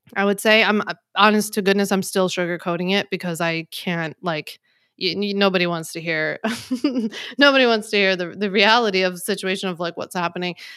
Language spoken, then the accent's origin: English; Philadelphia, Pennsylvania, United States; now in Long Island, United States; I grew up in Philly